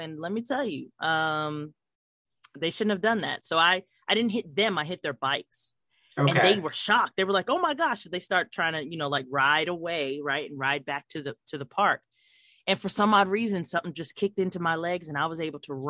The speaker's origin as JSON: {"language": "English", "town": "Fort Huachuca", "region": "Arizona", "country": "United States", "tie": "born there", "said": "I was born in Fort Huachuca, so shout out to the Buffalo Soldiers."}